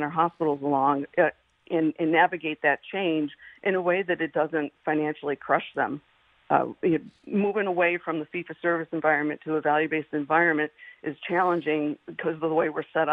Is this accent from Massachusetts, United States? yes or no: yes; the Berkshires, Massachusetts, United States; I was born and raised in the Berkshires